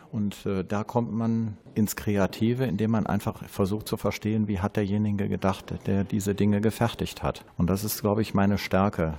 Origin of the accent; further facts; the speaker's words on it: Krefeld, North Rhine-Westphalia, Germany; Zudem komme ich aus diesem Viertel. Ich bin gebürtiger Krefelder in der dritten Generation